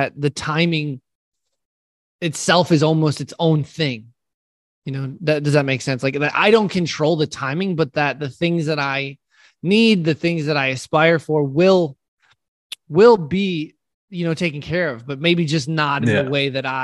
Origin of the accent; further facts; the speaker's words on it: United States; I'm an American